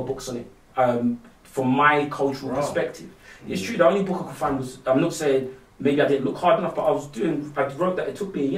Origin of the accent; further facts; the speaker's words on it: London, United Kingdom; I'm a Londoner through and through. I'm from East London, so I was very lucky to be raised in a very multicultural community